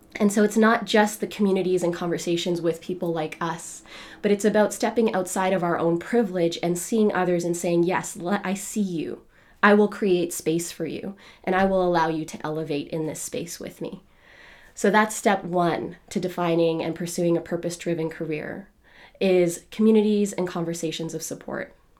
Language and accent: English; Canada; I was born in Canada